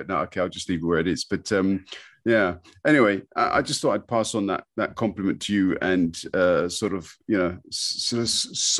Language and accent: English; London, United Kingdom; growing up in London in peacetime, parents working, we got by.